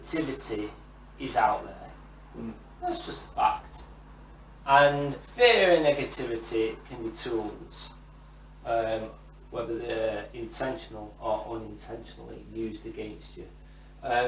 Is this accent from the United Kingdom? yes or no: yes; England, United Kingdom; I'm English